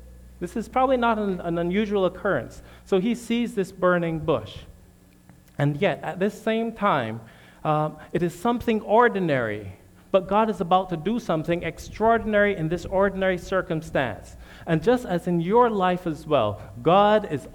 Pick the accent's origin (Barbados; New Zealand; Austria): Barbados; moved away as an adult; also born or lived in Michigan; now in United States; My family and I'm originally from Barbados.